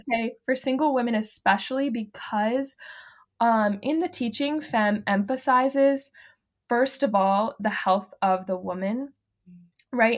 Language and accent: English; the Carolinas, United States; born or raised there; moved away as an adult; now in Kansas, United States